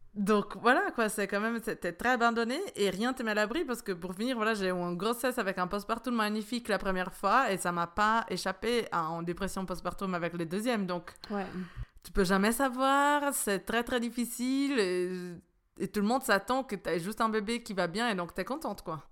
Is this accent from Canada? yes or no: no; Italy; now in Switzerland; je suis italienne